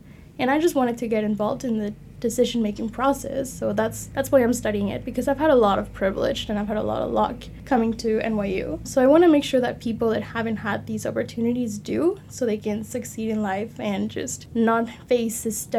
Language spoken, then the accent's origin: English; Mexico; now in Texas, United States; So as I mentioned, I am from Mexico. And when I moved to Texas